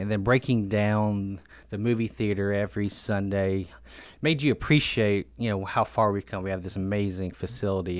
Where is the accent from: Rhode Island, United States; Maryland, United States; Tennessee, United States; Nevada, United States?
Tennessee, United States; Murfreesboro; I was born and raised in Murfreesboro, Tennessee.